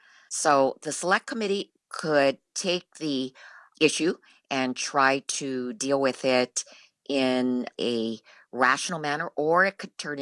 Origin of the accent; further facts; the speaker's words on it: United States; born in America.